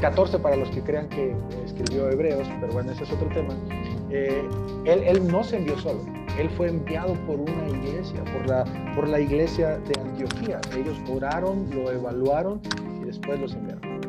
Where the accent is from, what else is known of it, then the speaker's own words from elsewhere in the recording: Huauchinango, Puebla, Mexico; moved away as an adult; now in Mexico City, Mexico; mi esposa y yo somos originarios de Puebla y tenemos ya como seis años viviendo en la Ciudad de México